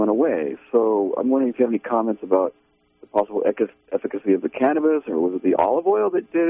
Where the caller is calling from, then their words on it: Redway, California, United States; I'm from Redway.